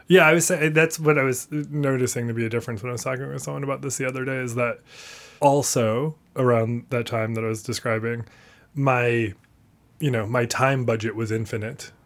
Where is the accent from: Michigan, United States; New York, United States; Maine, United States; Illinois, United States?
Maine, United States; Portland; moved away; I grew up in and around Portland, Maine